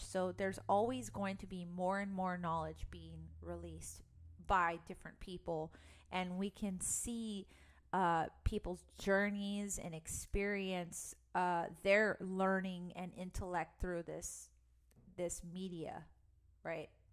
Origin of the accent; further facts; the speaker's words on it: Los Angeles, California, United States; I'm from Los Angeles